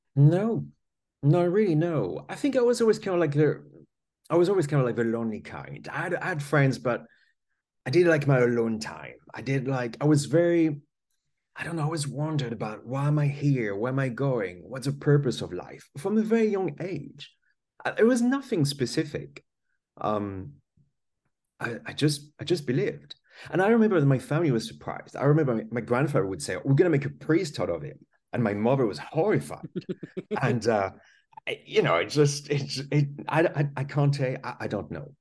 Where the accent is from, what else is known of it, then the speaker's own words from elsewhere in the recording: France; English is a second language; now in United Kingdom; I was born in France. That's why I've got this funny accent. And I grew up there